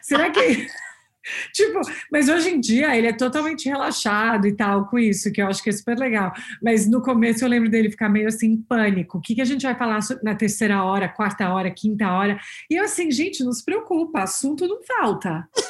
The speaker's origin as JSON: {"language": "Portuguese", "region": "São Paulo", "country": "Brazil", "tie": "born or raised there", "moved": "as an adult", "lives_now": "Boston, United States", "said": "crescendo em São Paulo"}